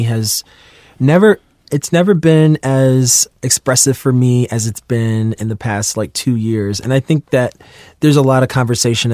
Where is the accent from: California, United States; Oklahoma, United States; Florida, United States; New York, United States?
New York, United States; New York City; I'm from New York City and I grew up in Queens